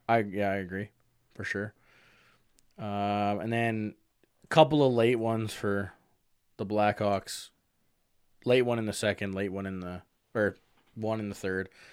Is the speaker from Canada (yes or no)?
yes; Canada; I'm Canadian